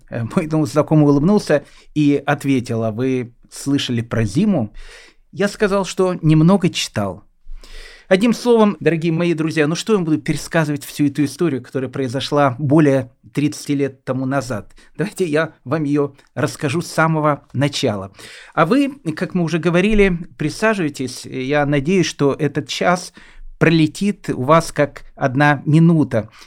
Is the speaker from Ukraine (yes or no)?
yes; Kyiv, Ukraine; У меня спросили, откуда я приехал. Я сказал, что я приехал из города Киева.